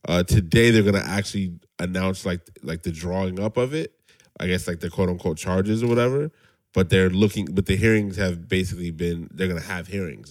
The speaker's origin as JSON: {"language": "English", "region": "Arizona", "country": "United States", "moved": "yes", "said": "And I'm from Arizona"}